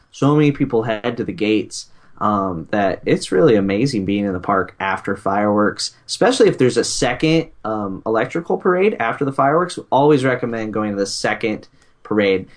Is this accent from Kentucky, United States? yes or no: no; Nebraska, United States; we were we're from Nebraska